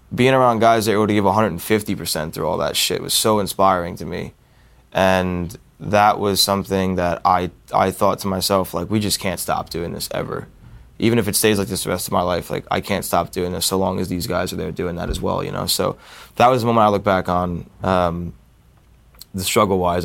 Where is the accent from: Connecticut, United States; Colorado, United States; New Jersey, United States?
New Jersey, United States; we're all from New Jersey